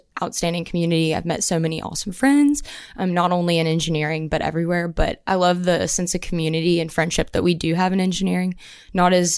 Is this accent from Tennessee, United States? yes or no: yes; Brentwood, Tennessee, United States; moved away as an adult; now in Auburn, United States; I'm originally from Brentwood, Tennessee. So a little south of Nashville.